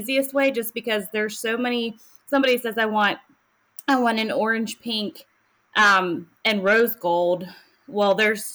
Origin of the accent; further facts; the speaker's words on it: Charlotte, North Carolina, United States; now in Indian Land, United States; I grew up around the Charlotte area